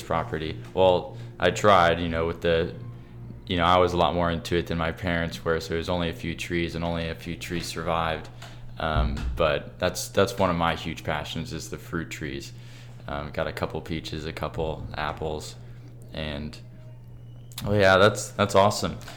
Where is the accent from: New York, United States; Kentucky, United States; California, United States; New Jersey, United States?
Kentucky, United States; I'm from Kentucky